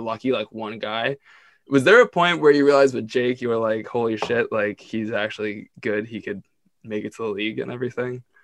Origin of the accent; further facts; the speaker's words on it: Ontario, Canada; I grew up in Ontario